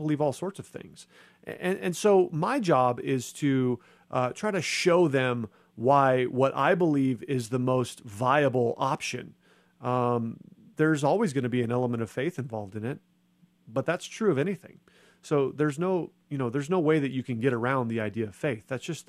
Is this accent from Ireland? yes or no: no; United States; I'm not a Christian because I grew up in America and I just happened to hear the gospel message.